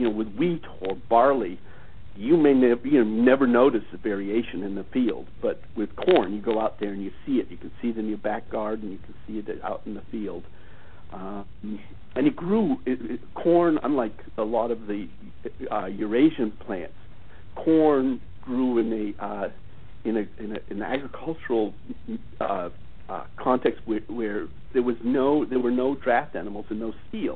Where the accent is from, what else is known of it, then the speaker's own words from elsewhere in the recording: United States; as an American